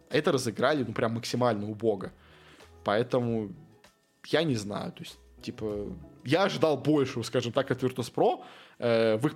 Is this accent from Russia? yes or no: no; Armenia; вообще мы бедные армяне, на нас сейчас нападают э, азербайджанцы, э, поддержите вообще бедный армянский клуб